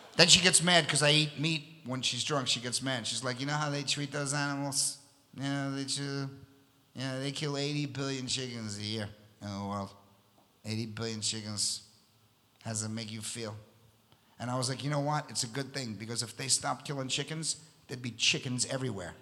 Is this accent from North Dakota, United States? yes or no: no; New York City, New York, United States; also born or lived in Long Island, New York; I'm from Astoria, Queens. That's where I was born and raised